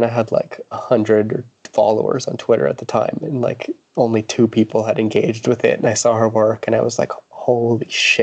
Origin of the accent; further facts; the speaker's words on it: East Coast of Canada, Atlantic Canada, Canada; moved away as an adult; now in Vancouver, Canada; I'm from the East Coast of Canada